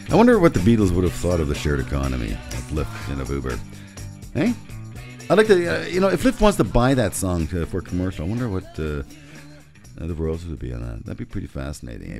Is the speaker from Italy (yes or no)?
no; Canada; we as Canadian investors